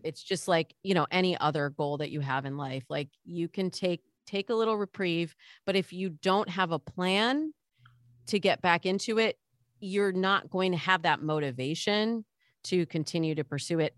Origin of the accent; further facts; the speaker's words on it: Midwest, United States; I grew up in the Midwest